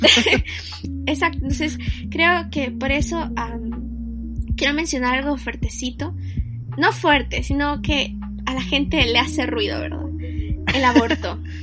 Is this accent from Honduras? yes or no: yes; Honduras; somos de Honduras